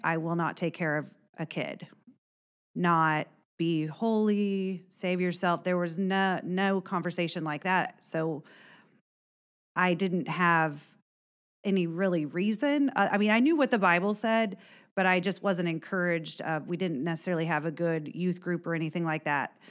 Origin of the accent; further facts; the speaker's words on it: Warren County, Indiana, United States; also born or lived in Illinois; I am from Warren County originally, grew up, uh, on a farm